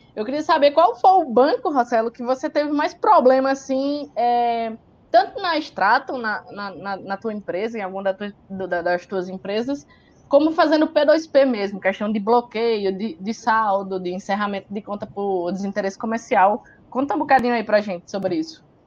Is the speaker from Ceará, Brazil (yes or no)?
yes; Ceará, Brazil; eu também sou do Ceará